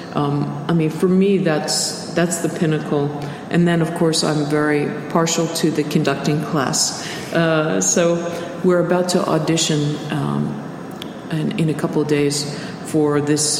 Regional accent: United States; being American

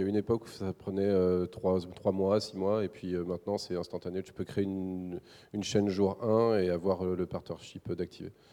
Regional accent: Ploubalay, Brittany, France; je suis né dans un petit village qui s'appelle Ploubalais en 1982. Euh, c'est en Bretagne

